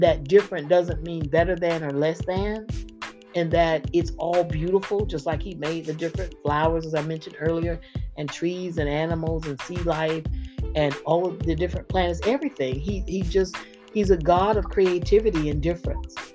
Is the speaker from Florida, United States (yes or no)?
yes; Florida, United States; I grew up in Florida